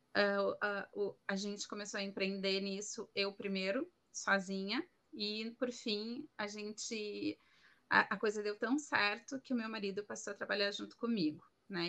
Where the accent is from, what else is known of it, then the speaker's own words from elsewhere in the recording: Porto Alegre, Rio Grande do Sul, Brazil; moved away as an adult; now in Madrid, Spain; eu sou gaúcha de Porto Alegre, no Rio Grande do Sul